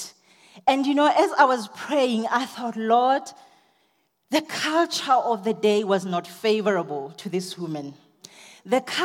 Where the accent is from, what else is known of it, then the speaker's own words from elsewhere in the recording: South Africa; I'm a South African girl